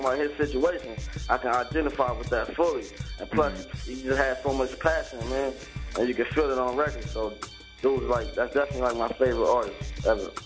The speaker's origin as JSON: {"language": "English", "town": "Compton", "region": "California", "country": "United States", "tie": "born or raised there", "said": "I'm from Compton, California."}